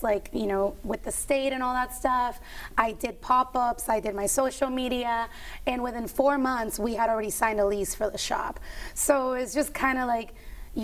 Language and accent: English; Puerto Rico; moved away as an adult; I was born and raised in Puerto Rico.